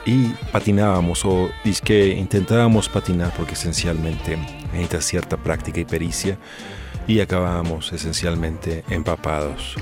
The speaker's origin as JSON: {"language": "Spanish", "country": "Mexico"}